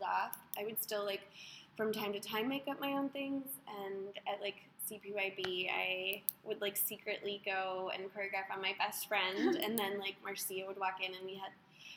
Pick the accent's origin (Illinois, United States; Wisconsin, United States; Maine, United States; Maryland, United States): Wisconsin, United States; moved away as an adult; now in Ohio, United States; I'm from Wisconsin, but I've lived in Ohio for like 3 years